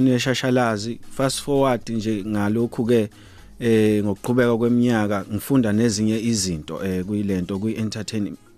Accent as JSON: {"language": "Zulu", "area": "Mangete", "region": "KwaZulu-Natal", "country": "South Africa", "tie": "born or raised there", "said": "Ngizalelwe eh endaweni yaseMangethe emacambini ngaphansi kwenkosi u uMathaba ngafunda e, e e primary e ewango primary ngaqeda umatric wami esomshoko secondary"}